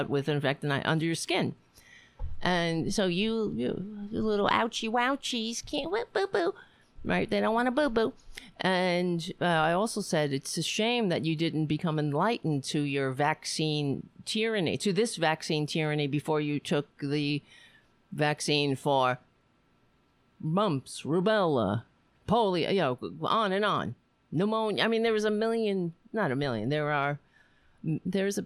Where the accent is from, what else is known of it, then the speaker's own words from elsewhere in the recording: United States; I'm an American